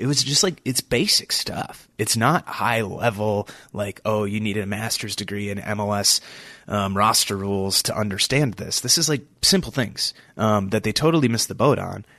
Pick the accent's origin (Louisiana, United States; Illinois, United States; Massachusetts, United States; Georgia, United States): Illinois, United States; Chicago; moved away; I grew up around Chicago. I lived there. Uh, I went to school there. I lived there for a bit as an adult.